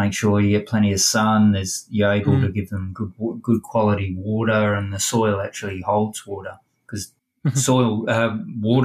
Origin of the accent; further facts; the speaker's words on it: England, United Kingdom; now in Perth, Australia; When I grew up in England